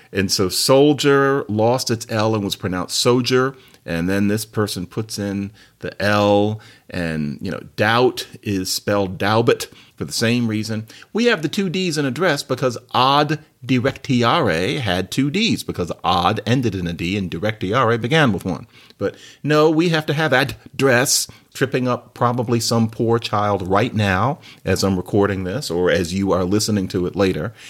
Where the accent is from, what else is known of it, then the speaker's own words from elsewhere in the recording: Philadelphia, Pennsylvania, United States; I grew up in Philadelphia